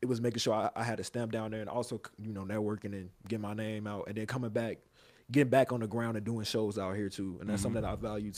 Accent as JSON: {"language": "English", "town": "Chicago", "region": "Illinois", "country": "United States", "said": "I'm from Chicago"}